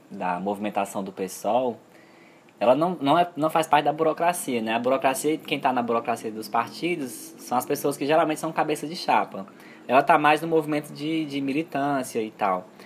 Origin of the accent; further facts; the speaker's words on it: Fortaleza, Ceará, Brazil; Como nós somos de Fortaleza, né?